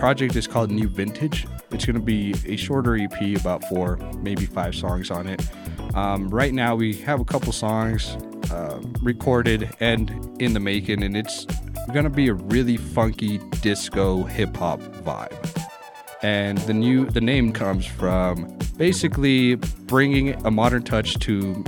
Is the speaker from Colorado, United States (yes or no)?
yes; Telluride, Colorado, United States; also born or lived in Montrose, Colorado; I grew up here